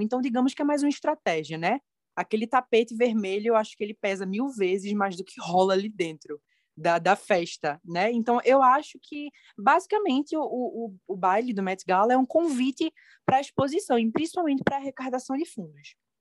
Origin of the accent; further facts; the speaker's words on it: interior near Recife, Pernambuco, Brazil; sou do interior do Recife, 60 minutinhos da capital, aqui no Nordeste, em Pernambuco